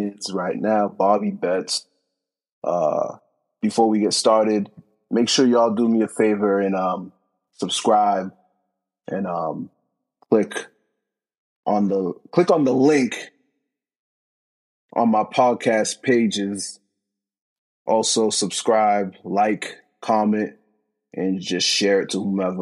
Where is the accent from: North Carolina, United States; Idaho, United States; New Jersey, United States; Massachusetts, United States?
Massachusetts, United States; Boston; we're both from the Boston area. I still currently live here